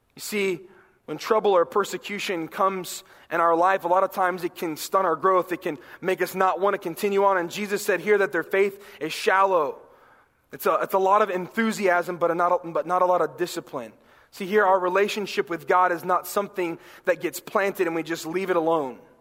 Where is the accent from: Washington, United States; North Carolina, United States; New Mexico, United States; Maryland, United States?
North Carolina, United States; growing up in North Carolina